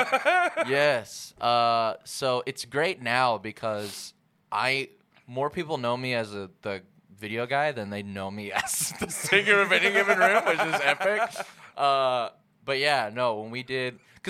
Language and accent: English; Jacksonville, Arkansas, United States; I was born in Jacksonville, yeah.